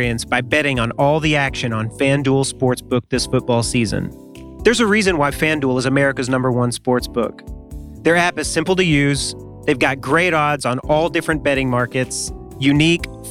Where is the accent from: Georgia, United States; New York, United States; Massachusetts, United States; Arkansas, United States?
Arkansas, United States; I'm from Arkansas